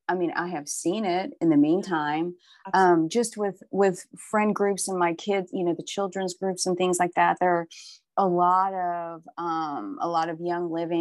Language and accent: English; Oklahoma, United States; I'm from Oklahoma. This is the Bible Belt